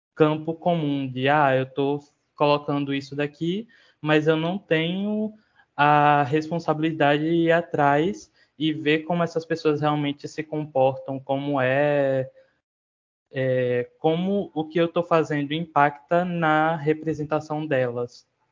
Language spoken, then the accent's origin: Portuguese; Sergipe, Brazil; sou autor, designer e ilustrador sergipano